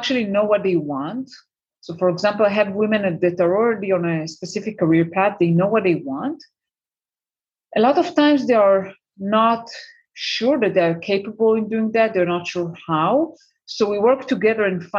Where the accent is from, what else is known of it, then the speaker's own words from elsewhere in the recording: Israel; moved away as an adult; also born or lived in United States; I'm currently based in Israel for the last 2 years. I mean, it's my home country